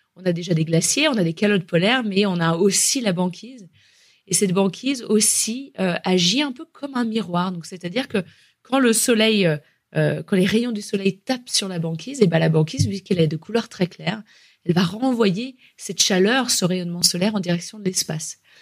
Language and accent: French; France; chez nous, en France